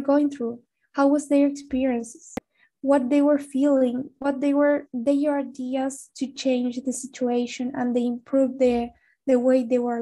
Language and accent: English; Salta, Argentina; moved away as an adult; also born or lived in Buenos Aires; because I moved to Buenos Aires to study because I'm actually from Salta.